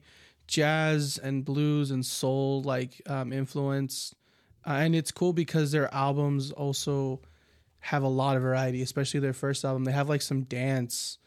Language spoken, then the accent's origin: English; United States; we're American